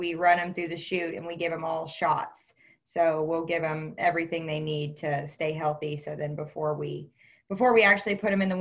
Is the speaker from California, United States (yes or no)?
no; Northwest Missouri, United States; I was born and raised here in Northwest Missouri